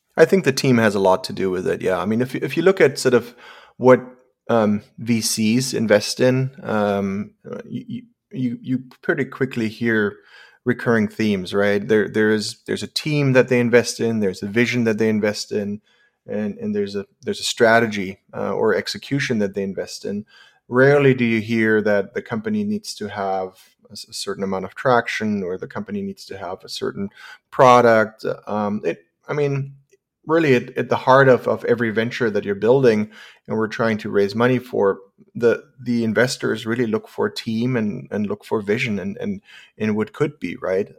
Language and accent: English; Germany; moved away as an adult; also born or lived in San Francisco, California; I, I was born and raised in Germany